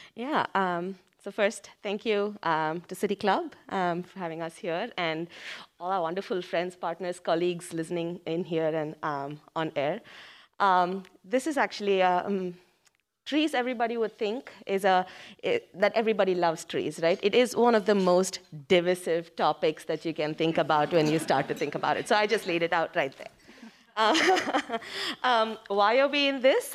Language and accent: English; India; moved away as an adult; now in Cleveland, United States; I came from India